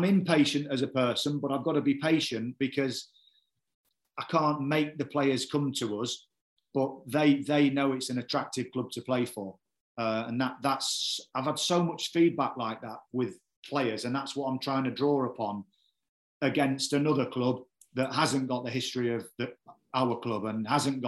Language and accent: English; Cleethorpes, Yorkshire and the Humber, United Kingdom; also born or lived in Grimsby; now in Yeovil, United Kingdom; I'm from Grimsby, you know, it's my hometown, or Cleethorpes, should I say